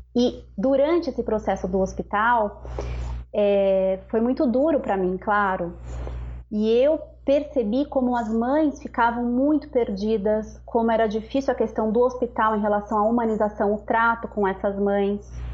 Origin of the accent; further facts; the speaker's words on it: São Paulo, Brazil; moved away as an adult; eu sou natural de São Paulo, morava lá com as crianças